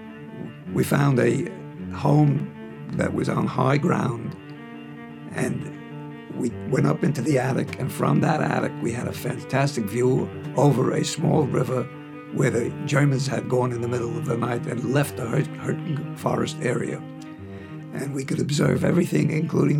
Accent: New York City, New York, United States; I was born on December 9th, 1920, in Harlem, New York City

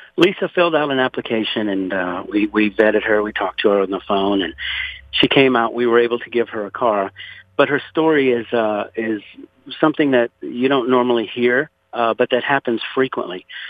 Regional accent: Louisiana, United States; now in Conroe, Texas, United States; I was born and raised in Louisiana, actually 60 miles south of New Orleans, in a place called Point Hash

